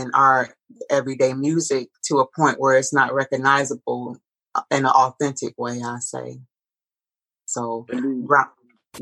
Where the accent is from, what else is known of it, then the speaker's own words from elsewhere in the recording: Detroit, Michigan, United States; I'm a native Detroiter. I was born and raised in Detroit, Michigan